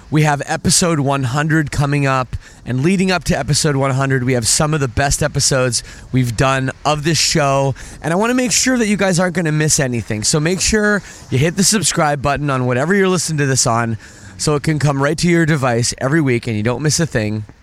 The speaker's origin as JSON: {"language": "English", "town": "Oakville", "region": "Ontario", "country": "Canada", "said": "I'm from Oakville"}